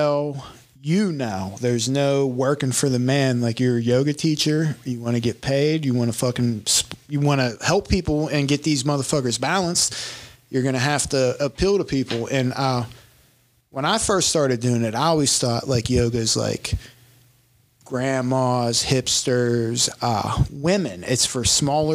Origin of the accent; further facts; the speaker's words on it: McKeesport, Pennsylvania, United States; I'm from McKeesport